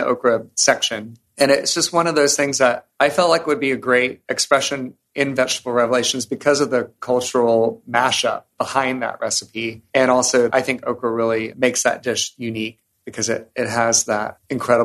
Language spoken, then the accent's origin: English; Savannah, Georgia, United States; When we were growing up in Savannah